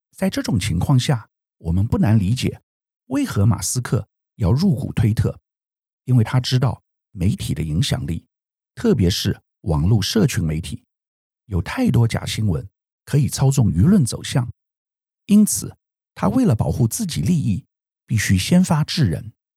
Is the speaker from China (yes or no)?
no; Taiwan; 我们台湾人一般很少用推特